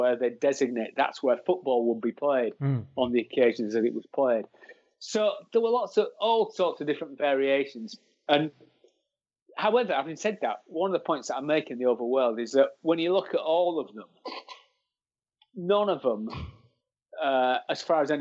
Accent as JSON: {"language": "English", "town": "Hull", "region": "Yorkshire and the Humber", "country": "United Kingdom", "said": "as you might be able to tell from the accent, I'm from Hull."}